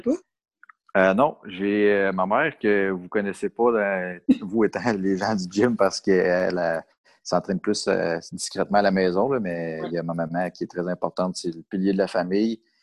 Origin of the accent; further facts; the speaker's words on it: Saint-Janvier, Quebec, Canada; also born or lived in Mirabel; je viens de Saint-Janvier, pas très loin du DECA, justement. Mm-hmm. Fait que j'ai grandi dans les Laurentides